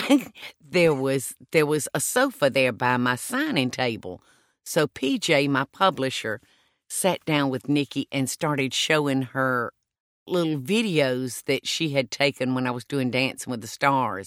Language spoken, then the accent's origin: English; South Georgia, United States; accent: Southern; moved away as an adult; I was born in South Georgia and lived there the first forty years of my life.